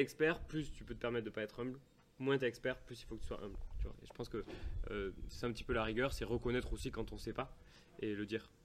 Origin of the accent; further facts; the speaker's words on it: Toulouse, Occitania, France; on est bien de Toulouse